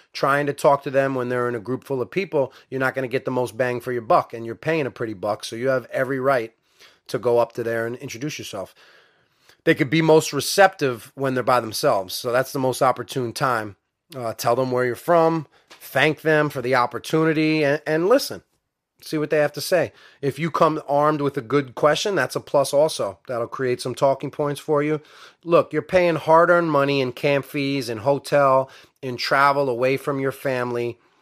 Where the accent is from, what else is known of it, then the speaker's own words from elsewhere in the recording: New York, United States; I'm from New York.